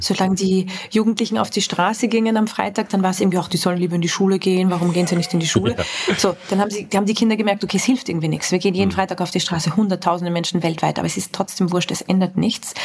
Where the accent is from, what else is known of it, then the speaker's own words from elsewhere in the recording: Vienna, Austria; bin ich aus Wien, äh, also aus ja. Österreich